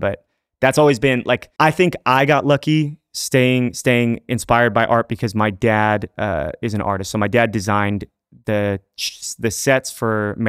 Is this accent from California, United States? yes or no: yes; Fullerton, California, United States; born or raised there